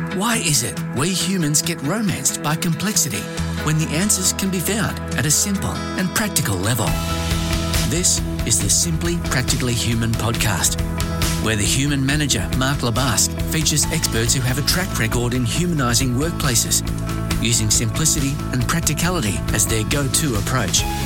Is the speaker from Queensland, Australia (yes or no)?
no; Melbourne, Victoria, Australia; in Melbourne, in my hometown